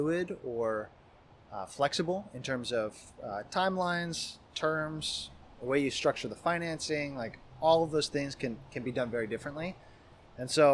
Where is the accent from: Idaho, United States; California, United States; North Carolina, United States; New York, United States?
Idaho, United States; now in Seattle, United States; I grew up in Idaho and came out here for school